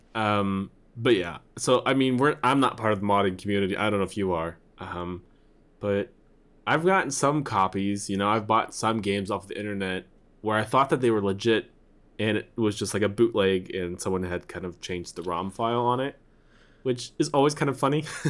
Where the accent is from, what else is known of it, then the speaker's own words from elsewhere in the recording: Missouri, United States; I'm from Missouri